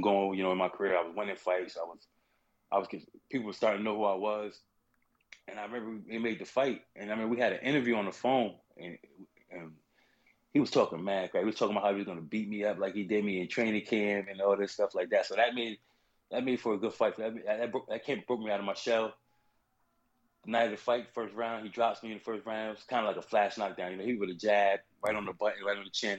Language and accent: English; South Carolina, United States; moved away; also born or lived in New Haven, Connecticut; originally from South Carolina